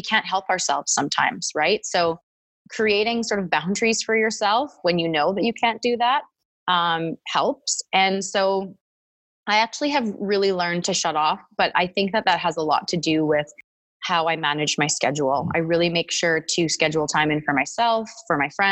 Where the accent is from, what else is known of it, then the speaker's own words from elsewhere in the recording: Edmonton, Alberta, Canada; now in Calgary, Canada; I grew up in Edmonton and I went to the University of Alberta for 2 years and then came to Calgary to get my degree